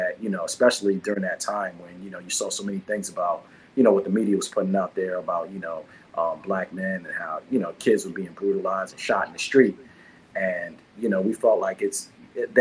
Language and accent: English; Washington, District of Columbia, United States; moved away; also born or lived in Brooklyn, New York; was raised in DC